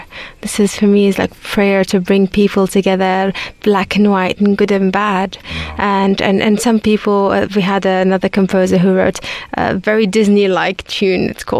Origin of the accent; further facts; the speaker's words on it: Baghdad, Baghdad Governorate, Iraq; English is a second language; moved away as an adult; I was born in Baghdad and I lived the majority of my life there up until I was 18. So I established the orchestra while I was still in Baghdad.